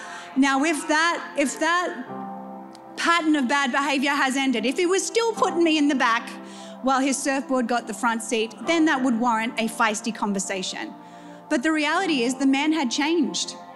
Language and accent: English; New Zealand; when I was growing up in New Zealand, went into ministry and marriage at 17